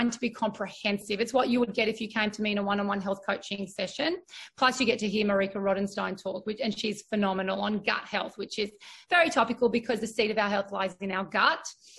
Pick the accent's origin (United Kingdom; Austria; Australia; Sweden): Australia; like my nationality of being Australian with my Greek ethnic, you know, my ethnicity, and being really proud of that today